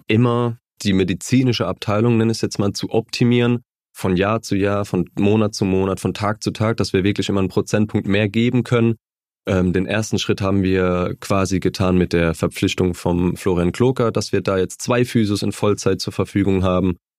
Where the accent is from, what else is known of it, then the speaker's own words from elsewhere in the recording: Mannheim, Baden-Württemberg, Germany; die Gartenstadt, das war mein Verein, meine Heimat, da habe ich Kicken gelernt mit meinen Freunden